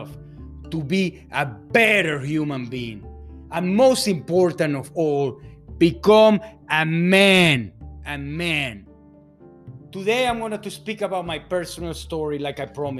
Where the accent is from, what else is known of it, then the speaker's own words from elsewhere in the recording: Fort Lauderdale, Florida, United States; also born or lived in Venezuela; I'm born in Venezuela, South America, to a Hungarian dad, to a Spaniard mom. I grew up in Fort Lauderdale, Florida.